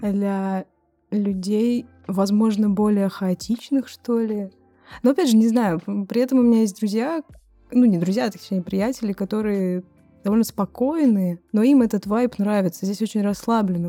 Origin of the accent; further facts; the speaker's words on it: Nizhny Novgorod, Nizhny Novgorod Oblast, Russia; moved away as an adult; now in Brighton, United Kingdom; похож на мой родной город, я из Нижнего Новгорода